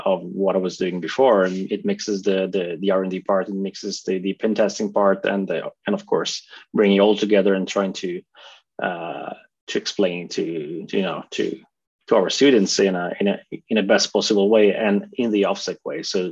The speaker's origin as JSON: {"language": "English", "country": "Italy", "moved": "as an adult", "lives_now": "Norway", "said": "I'm originally from Italy. I moved to Norway about 10 years ago."}